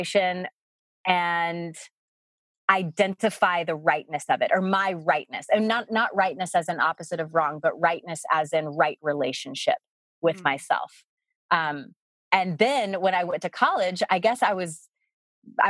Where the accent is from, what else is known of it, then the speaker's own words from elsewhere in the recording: the South, United States; moved away; I grew up in the South